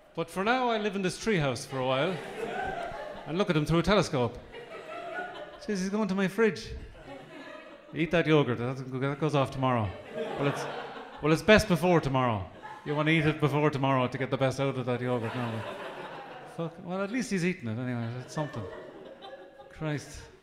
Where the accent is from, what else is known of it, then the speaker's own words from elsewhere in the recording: Midlands, Ireland; I come from the Midlands